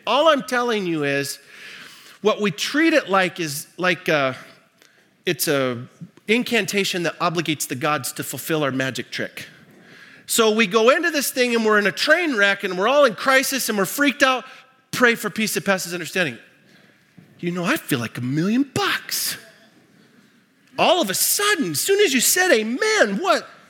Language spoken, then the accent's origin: English; Libby, Montana, United States; I grew up in Montana. Um, in fact, I grew up in Libby, Montana, uh, the asbestos capital of the world.